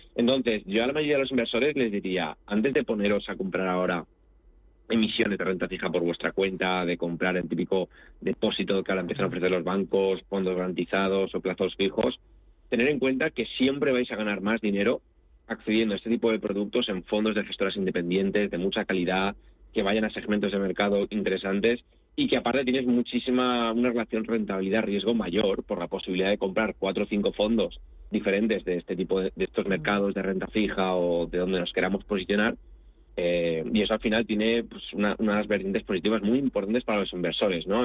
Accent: Spain; also born or lived in Italy; soy español y me siento de los dos países

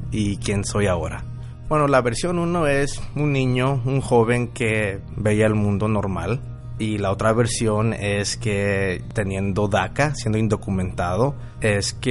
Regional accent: Guadalajara, Jalisco, Mexico; now in Phoenix, United States; tengo 35 años y soy originario de Guadalajara. Soy tapatío, pero me considero Phoenician y soy dueño de varios negocios aquí locales en Phoenix, Arizona.

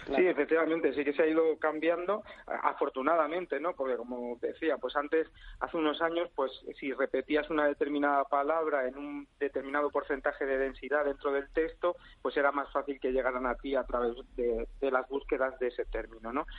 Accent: Almería, Andalusia, Spain; moved away; en mi provincia, yo nací en Almería

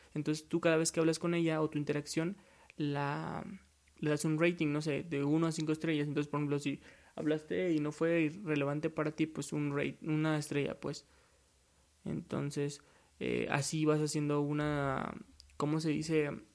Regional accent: Mexico; soy de México, orgullosamente mexicano.

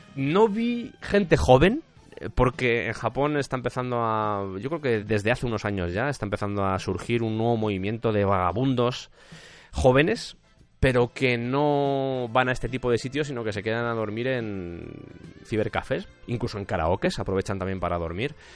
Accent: Spain; yo, por ejemplo, soy de España

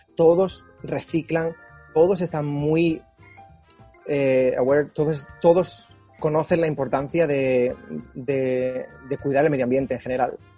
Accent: Málaga, Andalusia, Spain; moved away as an adult; also born or lived in Norway; now in Sweden; Yo soy de Málaga

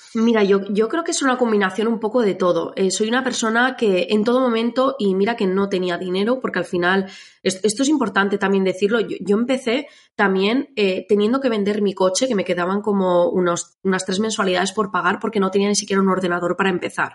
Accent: Navarre, Spain; now in Biscay, Spain; me mudé, soy de Navarra, me vine a vivir aquí

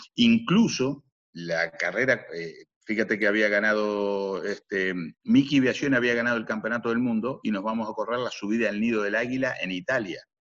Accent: Minas, Lavalleja, Uruguay; moved away as an adult; also born or lived in Europe; cerca de mi pueblo, que, es la ciudad de las sierras, eh, Minas de la ciudad de las sierras

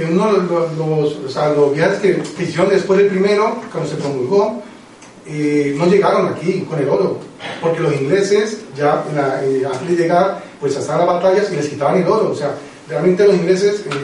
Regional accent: Colombia; moved away; yo soy colombiano

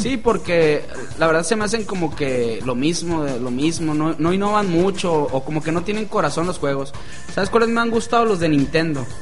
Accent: Villa Unión, Sinaloa, Mexico; Yo soy de allá de Bionión

